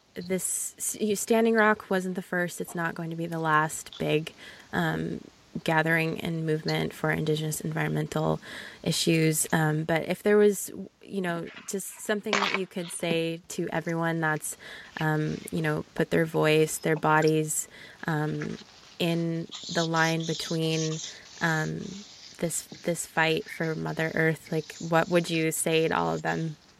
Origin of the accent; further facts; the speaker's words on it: Southern California, United States; I'm from Southern California